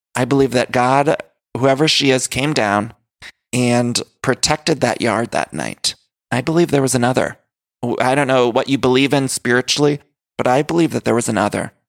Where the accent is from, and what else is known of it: Midwest, United States; also born or lived in California; now in Los Angeles, United States